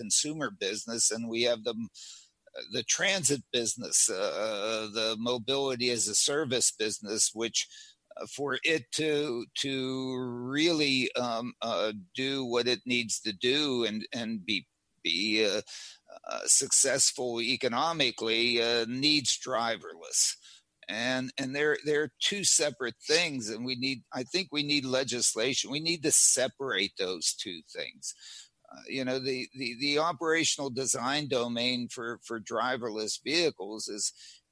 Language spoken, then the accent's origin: English; Pittsburgh, Pennsylvania, United States; I grew up in Pittsburgh